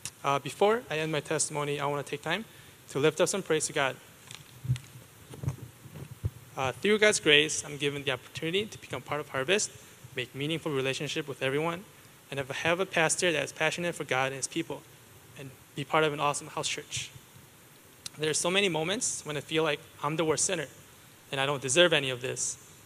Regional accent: Wisconsin, United States; I am from Wisconsin, not Wisconsin. I do love cheese, but not because I'm a cheesehead

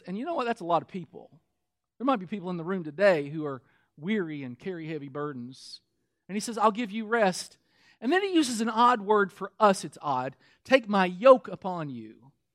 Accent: Kentucky, United States; moved away; also born or lived in Michigan; Now, we were living in Michigan at the time. I'm from Kentucky.

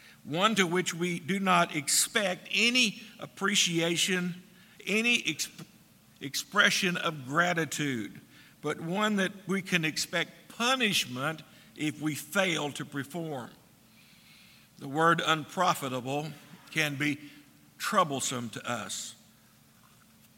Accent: United States; we as American citizens

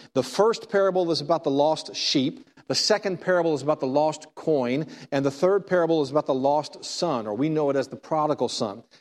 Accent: Texas, United States; I'm from Texas.

